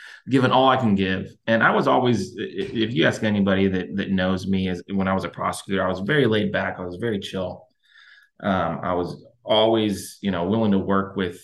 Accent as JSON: {"language": "English", "town": "Houston", "region": "Texas", "country": "United States", "tie": "born or raised there", "said": "I was born and raised in Houston. I lived in Houston my entire life"}